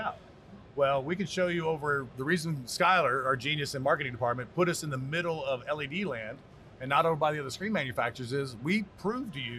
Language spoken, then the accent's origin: English; Texas, United States; I'm from Texas